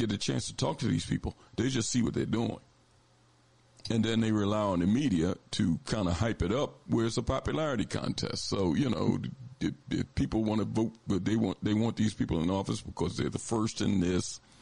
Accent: Philadelphia, Pennsylvania, United States; we come from South Philly. I mean, we wasn't born with no, I mean, we come from the neighborhood

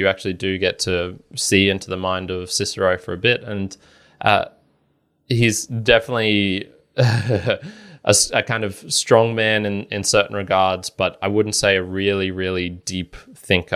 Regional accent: Australia; speaking as an Australian here in a relative democracy

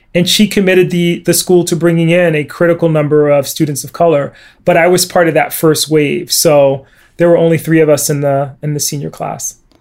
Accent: Bridgeport, Connecticut, United States; I grew up in Bridgeport, Connecticut in the 1970s.

